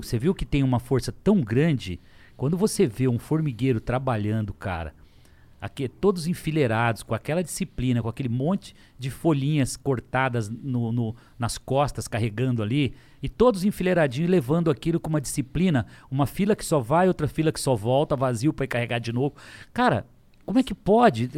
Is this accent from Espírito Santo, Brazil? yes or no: no; Lins, São Paulo, Brazil; also born or lived in São José do Rio Preto; eu vendia coxinha, que é verdade em Lins, com 12 anos de idade